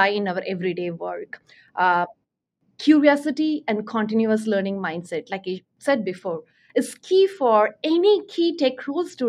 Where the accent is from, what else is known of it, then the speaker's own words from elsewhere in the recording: Chennai, Tamil Nadu, India; moved away; I grew up in Chennai, India